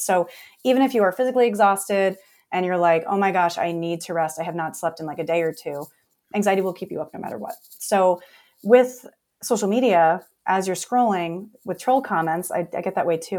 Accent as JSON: {"language": "English", "town": "New York City", "region": "New York", "country": "United States", "tie": "born or raised there", "also_born_or_lived": "New Jersey", "moved": "yes", "said": "I was born in New York City, uh, raised in Staten Island, New York, moved to Jersey"}